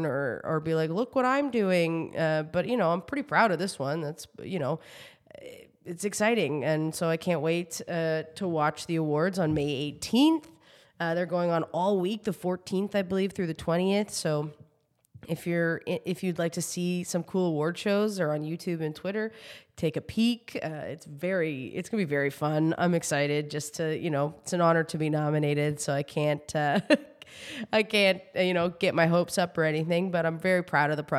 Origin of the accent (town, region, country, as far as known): New Brunswick, Canada; now in Toronto, Canada